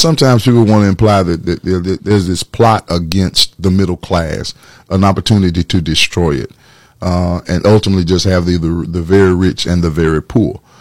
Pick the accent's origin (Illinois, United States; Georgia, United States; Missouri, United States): Georgia, United States; Atlanta; moved away as an adult; also born or lived in Macon, Georgia; now in Orlando, United States; born and raised in Atlanta, Georgia